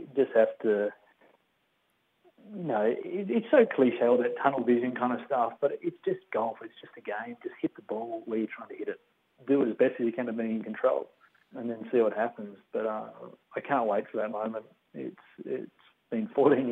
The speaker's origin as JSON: {"language": "English", "region": "Tasmania", "country": "Australia", "moved": "yes", "said": "I've got a beautiful family back in Tasmania"}